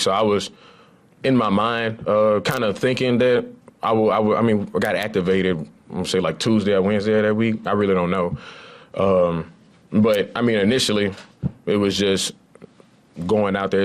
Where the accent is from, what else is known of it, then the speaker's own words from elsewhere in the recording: Lafayette, Louisiana, United States; moved away; I grew up in Lafayette, Louisiana